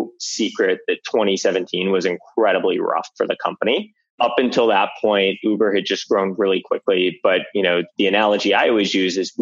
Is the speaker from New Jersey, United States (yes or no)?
no; Weston, Florida, United States; moved away as an adult; also born or lived in Atlanta; I grew up in South Florida, outside Fort Lauderdale in a town called Weston